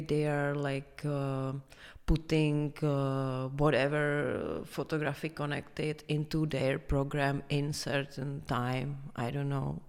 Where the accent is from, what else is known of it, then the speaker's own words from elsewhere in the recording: Prague, Czechia; I am from Prague, from here.